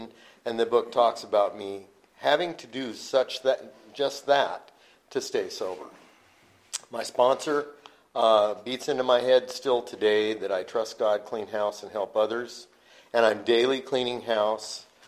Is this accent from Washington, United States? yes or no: yes; Yakima, Washington, United States; my hometown, Yakima, Washington